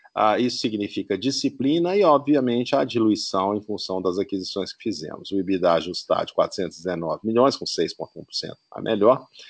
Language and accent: Portuguese; Belo Horizonte, Minas Gerais, Brazil; sou mineiro e apaixonado pela capital. Uh, onde nasci